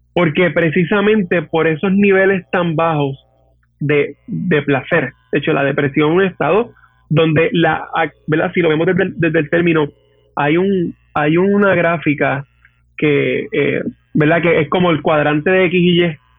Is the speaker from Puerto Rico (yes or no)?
yes; Hatillo, Puerto Rico; also born or lived in Arecibo; Yo soy natural de Atillo eh, ¿verdad? Básicamente toda mi, toda mi infancia y adolescencia, etcétera, fue en natilla